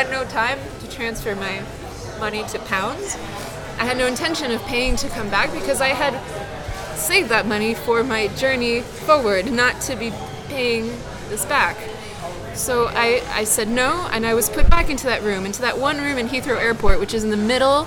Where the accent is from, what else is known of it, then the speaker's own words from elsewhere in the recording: New York City, New York, United States; I grew up in New York all my life, pretty much. I was born in Hell's Kitchen